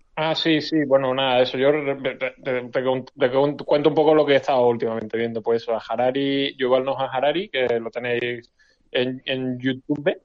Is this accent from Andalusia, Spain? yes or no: yes; Málaga, Andalusia, Spain; siendo español y siendo malagueño